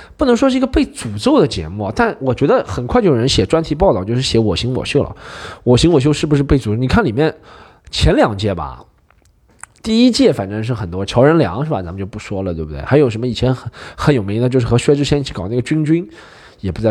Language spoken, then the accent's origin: Chinese; Shanghai, China; 那个年代我们上海人吃火锅是真的